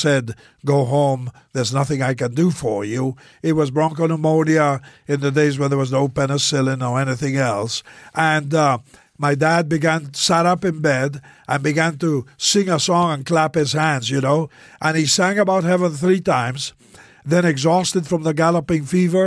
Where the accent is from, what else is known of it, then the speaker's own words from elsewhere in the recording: Buenos Aires, Argentina; I was born in South America. The southernmost country in South America is Argentina. And I was born in the capital city